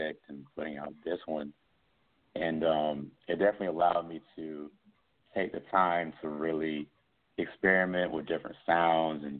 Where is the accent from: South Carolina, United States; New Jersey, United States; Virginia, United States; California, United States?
South Carolina, United States; Columbia; moved away as an adult; also born or lived in Boston; now in Atlanta, United States; my hometown of Columbia, South Carolina